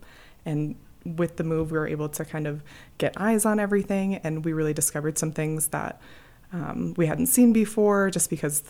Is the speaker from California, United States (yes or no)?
no; Deadwood, South Dakota, United States; moved away as an adult; also born or lived in Wyoming / upstate New York; now in Estes Park, United States; I grew up in Deadwood, South Dakota.